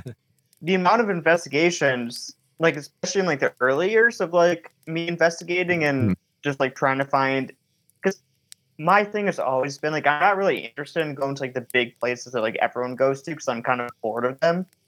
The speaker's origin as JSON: {"language": "English", "region": "Michigan", "country": "United States", "said": "I tend to film a lot in Michigan because I'm from Michigan"}